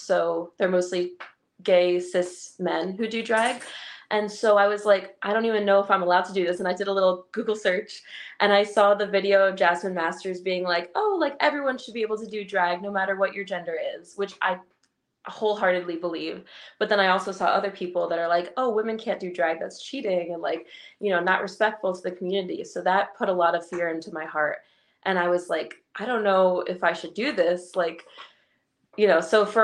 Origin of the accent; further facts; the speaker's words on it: New Jersey, United States; I'm from New Jersey, like South Jersey area